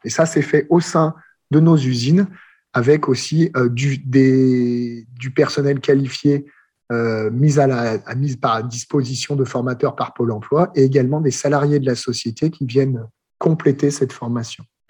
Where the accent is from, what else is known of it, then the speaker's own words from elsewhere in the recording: France; accent: French; J'ai gardé un bon accent français, mais j'ai pas mal voyagé